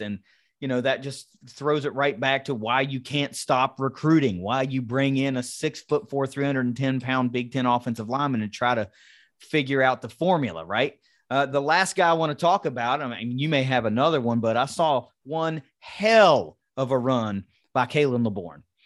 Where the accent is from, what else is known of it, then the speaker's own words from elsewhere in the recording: Kanawha County, West Virginia, United States; I'm a West Virginia guy. I grew up in Kanawha County